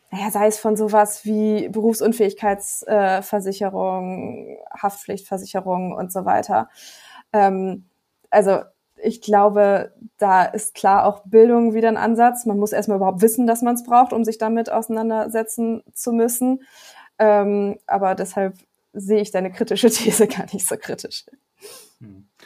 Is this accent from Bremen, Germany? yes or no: yes; Bremen, Germany; ich komme aus Bremen, da sind die Immobilienpreise noch nicht so hoch wie in anderen Städten